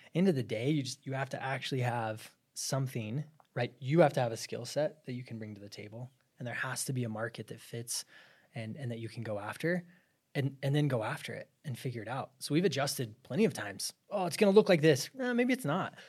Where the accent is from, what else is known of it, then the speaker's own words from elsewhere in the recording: Show Low, Arizona, United States; I was from Arizona. I'm from this little town called Sholo